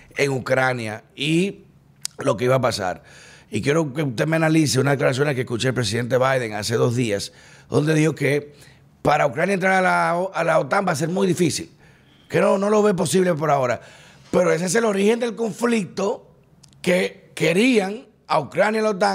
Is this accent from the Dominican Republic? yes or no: yes; Dominican Republic; me siento todavía más orgulloso de mi dominicanidad